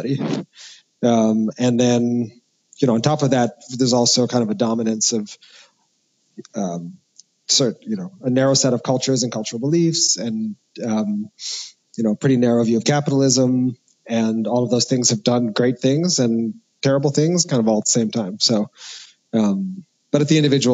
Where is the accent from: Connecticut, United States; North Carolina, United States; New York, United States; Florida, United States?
New York, United States; New York City; I grew up in New York City